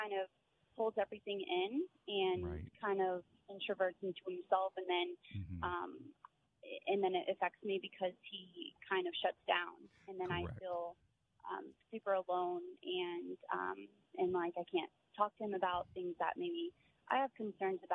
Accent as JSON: {"language": "English", "region": "Maryland", "country": "United States", "also_born_or_lived": "Virginia", "moved": "yes", "said": "I'm actually traveling from Virginia for my family's house back home to Maryland"}